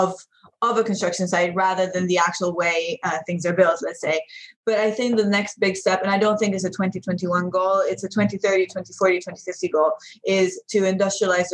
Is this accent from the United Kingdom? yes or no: yes; London, United Kingdom; moved away as an adult; I'm European and I grew up in London.